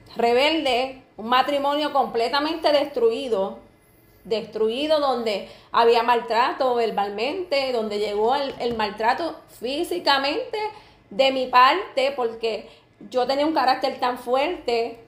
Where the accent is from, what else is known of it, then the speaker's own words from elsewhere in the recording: Camuy, Puerto Rico; also born or lived in Hatillo; yo soy de Camuy, mi esposo es de Atillo, viví un tiempo en Atillo y volví me mudé para Camuy.